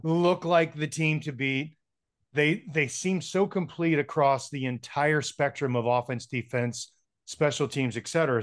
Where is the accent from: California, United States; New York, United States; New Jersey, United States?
New Jersey, United States; Atlantic City; also born or lived in San Francisco; now in Denver, United States; I grew up around Atlantic City